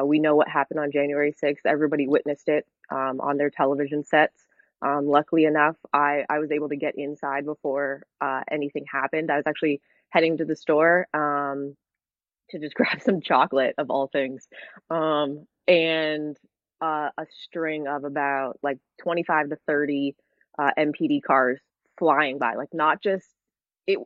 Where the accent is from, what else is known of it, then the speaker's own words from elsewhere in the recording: Hamilton, Ontario, Canada; moved away as an adult; now in United States; I am Canadian